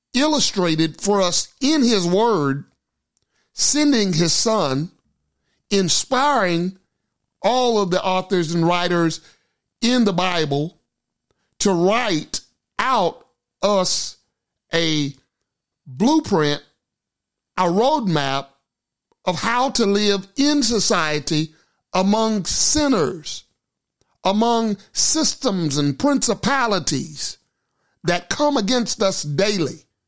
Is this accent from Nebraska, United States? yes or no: no; Gilmer, Texas, United States; the church which I grew up in. Valleyview Baptist Church, Gilmer, Texas